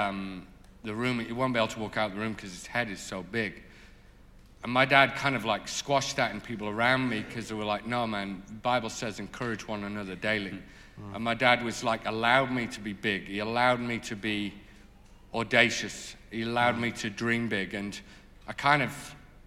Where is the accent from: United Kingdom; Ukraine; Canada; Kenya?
United Kingdom; North East England; I grew up in the Northeast